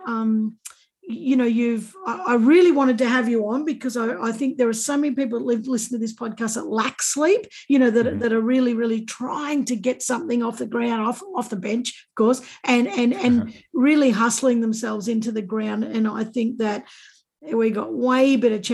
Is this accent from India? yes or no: no; Australia; I'm Australian